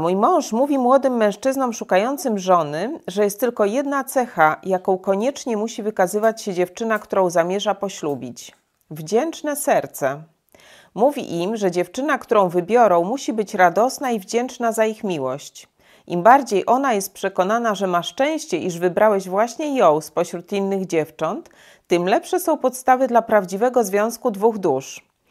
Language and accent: Polish; Poland; my w Polsce